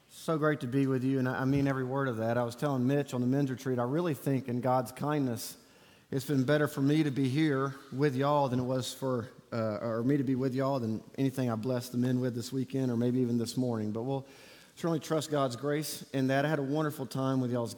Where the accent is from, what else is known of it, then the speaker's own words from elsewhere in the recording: Auburn, Alabama, United States; moved away; I grew up in Auburn, Alabama, don't hold it against me, and graduated from Auburn University